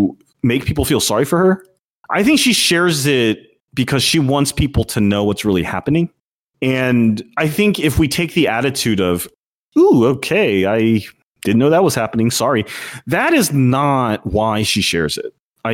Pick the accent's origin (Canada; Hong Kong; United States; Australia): United States; New York; And I feel ashamed about it as a New Yorker.